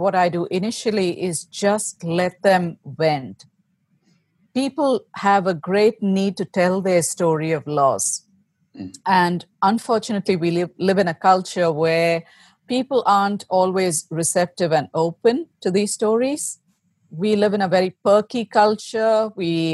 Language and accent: English; India; moved away as an adult; now in United States; I was born and raised in India, where I lived with my family until 2008. And in the spring of 2008, we moved to the States.